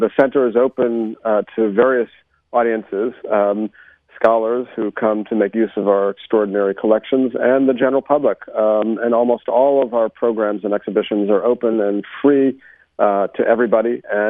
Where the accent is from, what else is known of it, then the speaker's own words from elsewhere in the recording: Scranton, Pennsylvania, United States; moved away as an adult; also born or lived in Los Angeles, California; now in New York, United States; Well, I've been on the West Coast for nearly 30 years. I'm from the East Coast. I'm a Jewish boy from Scranton, Pennsylvania, who went out to Los Angeles expecting to spend a couple of years there